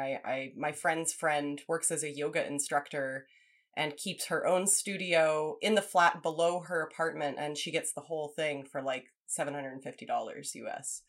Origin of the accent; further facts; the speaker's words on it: Champaign, Illinois, United States; moved away; also born or lived in Lawrence, Kansas; I was born in Champaign, Urbana, Illinois. It's like a mid sized college town. So I was raised there and in Lawrence, Kansas, a similarly sized college town